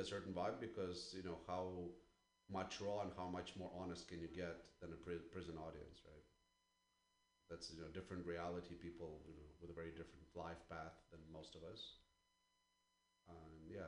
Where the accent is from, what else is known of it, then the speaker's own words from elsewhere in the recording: Ukraine; moved away; I'm originally from Ukraine